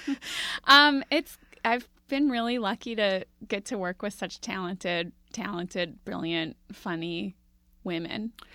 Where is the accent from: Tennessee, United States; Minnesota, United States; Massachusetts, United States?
Minnesota, United States; Minneapolis; I grew up in Minneapolis